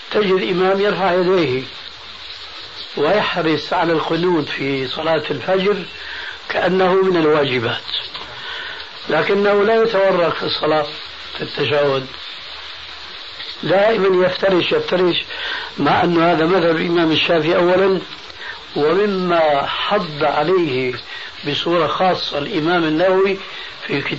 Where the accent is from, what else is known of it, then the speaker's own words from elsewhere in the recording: Syria; أما جماهير الناس كما يقولون عندنا في سوريا هات إيدك وامشي